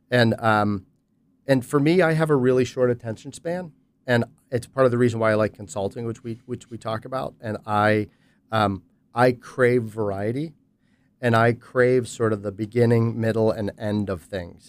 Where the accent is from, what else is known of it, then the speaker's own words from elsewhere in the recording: Pittsburgh, Pennsylvania, United States; in consulting with a small boutique firm in Pittsburgh, um, which is my hometown